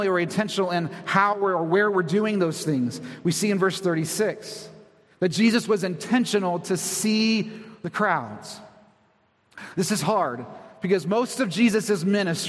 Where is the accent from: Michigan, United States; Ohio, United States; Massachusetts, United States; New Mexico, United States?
Ohio, United States; Convoy; also born or lived in Toledo, Ohio; I come from a very tiny town, Convoy, Ohio, maybe 1,000 people